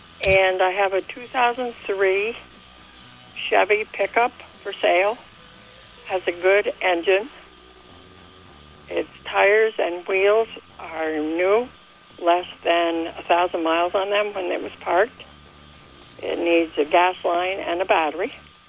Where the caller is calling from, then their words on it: Moncton, New Brunswick, Canada; I'm calling from Moncton.